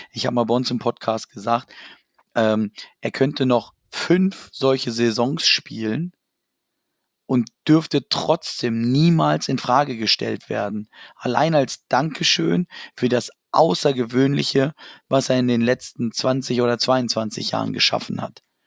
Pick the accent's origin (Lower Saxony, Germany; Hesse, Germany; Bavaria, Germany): Lower Saxony, Germany; Hanover; das ist meine Heimat, da komme ich her